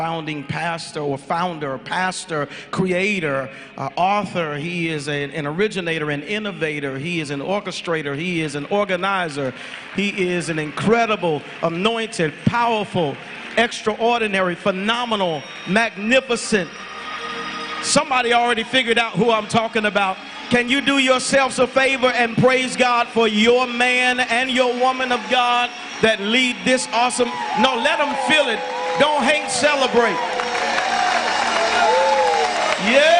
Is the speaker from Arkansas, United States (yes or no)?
yes; Arkansas, United States; moved away; I'm from the South. I'm from Arkansas originally.